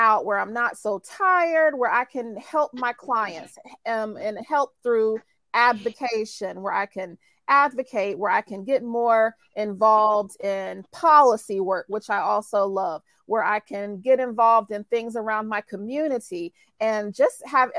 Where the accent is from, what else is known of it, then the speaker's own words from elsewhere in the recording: North Carolina, United States; So I'm from North Carolina, good old North Carolina.